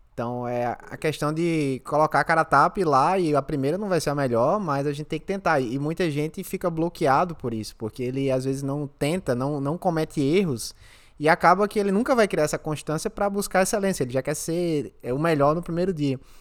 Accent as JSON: {"language": "Portuguese", "country": "Brazil", "moved": "yes", "lives_now": "Australia", "said": "a gente é do Brasil"}